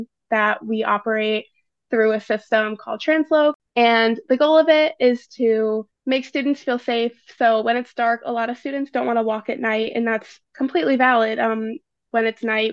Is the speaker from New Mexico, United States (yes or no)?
no; St. Louis, Missouri, United States; moved away as an adult; now in East Lansing, United States; I'm originally from St. Louis, Missouri, out-of-state student